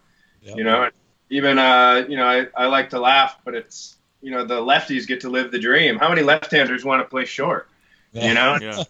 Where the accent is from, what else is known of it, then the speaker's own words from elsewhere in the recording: Michigan, United States; moved away; I came from Michigan